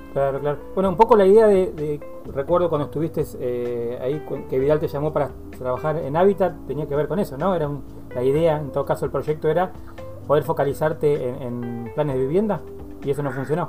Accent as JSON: {"language": "Spanish", "town": "Dolores", "region": "Buenos Aires Province", "country": "Argentina", "tie": "born or raised there", "said": "donde soy oriundo, allí nací en Dolores"}